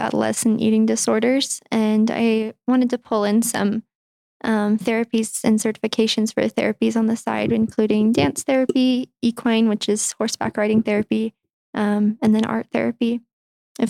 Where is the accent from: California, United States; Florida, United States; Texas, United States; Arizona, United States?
Arizona, United States; Chandler; moved away as an adult; also born or lived in Pocatello, Idaho; I'm from Chandler, Arizona originally